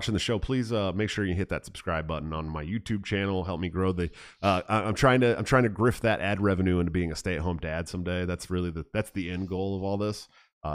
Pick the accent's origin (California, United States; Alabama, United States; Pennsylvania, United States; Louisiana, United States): California, United States; San Francisco; I'm from San Francisco.